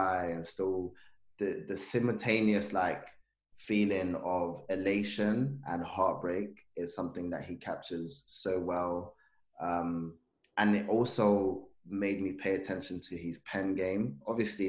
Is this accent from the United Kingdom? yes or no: yes; London, United Kingdom; also born or lived in Zanzibar; I grew up in Peckham